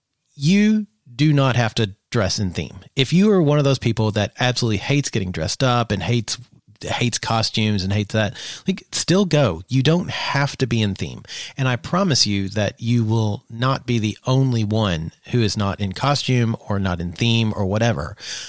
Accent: the South, United States; probably because of growing up in the South and seeing this all the time

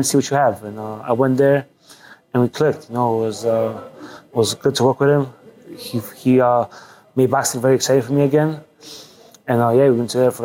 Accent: New York City, New York, United States; also born or lived in Poland; growing up in Greenpoint, Brooklyn, Little Poland

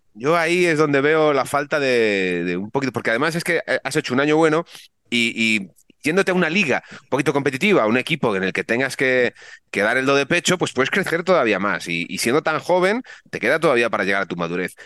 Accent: Vigo, Galicia, Spain; yo nací en Vigo, aunque soy de la gimnastía segoviana, yo nací en Vigo

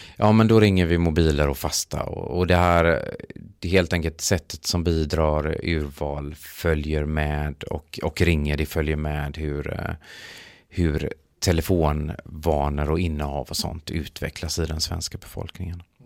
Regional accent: Gothenburg, Västra Götaland, Sweden; jag kommer faktiskt från Göteborg

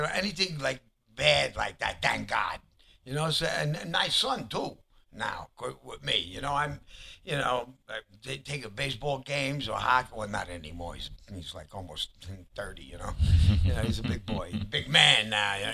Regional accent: New York, United States; I grew up in Little Italy, Lower East Side

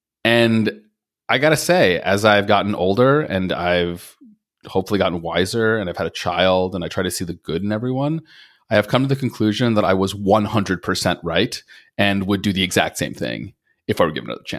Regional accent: Long Island, New York, United States; I grew up on Long Island

